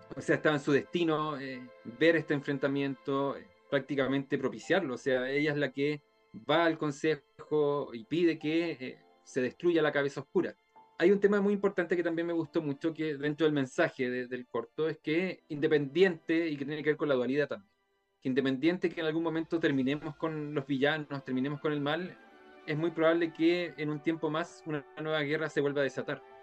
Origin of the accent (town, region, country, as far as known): Chile